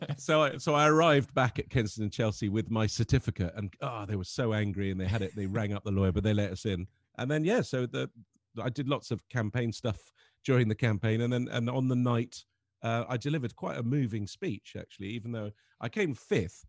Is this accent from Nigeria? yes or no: no; Lebanon; growing up in Lebanon